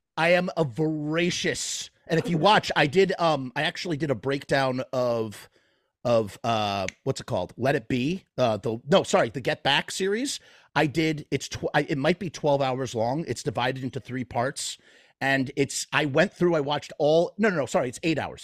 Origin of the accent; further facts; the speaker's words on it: New York, United States; I'm from New York